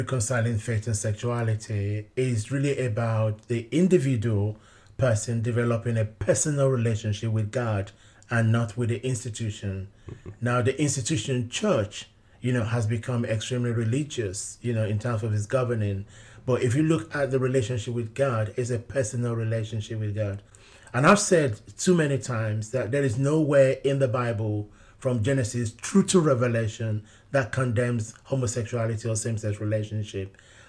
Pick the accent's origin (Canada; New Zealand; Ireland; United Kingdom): United Kingdom; London; even growing up in London, I was very much immersed within the Nigerian community. When I first came out as gay, it was within the Nigerian community in London.